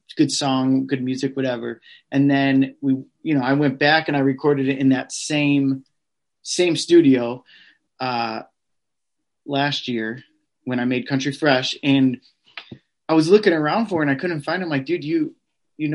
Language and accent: English; Midwest, United States; I'm from the Midwest